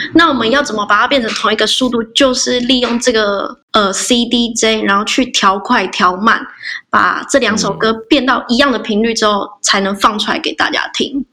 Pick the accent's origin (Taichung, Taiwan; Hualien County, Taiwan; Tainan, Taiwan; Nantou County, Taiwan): Hualien County, Taiwan; Hualien; 我是来自花莲的阿美族